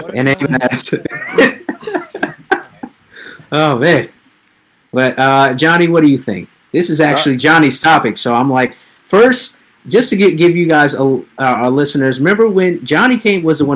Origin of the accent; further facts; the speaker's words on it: New York, United States; we're both from New York